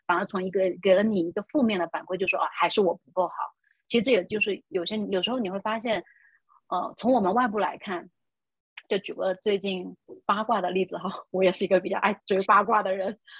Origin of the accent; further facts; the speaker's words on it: China; 我们中国人的文化